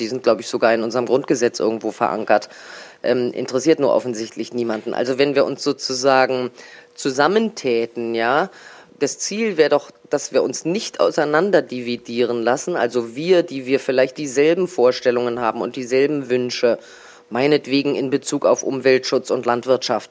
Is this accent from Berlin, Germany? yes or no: yes; Berlin, Germany; moved away as an adult; als Kind aus Neu-Westend in Charlottenburg